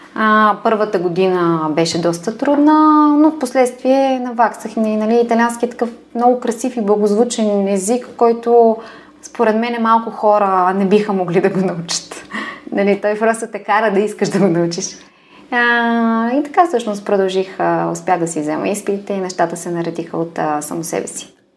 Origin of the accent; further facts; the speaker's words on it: Bulgaria; also born or lived in Milan, Italy; аз съм от България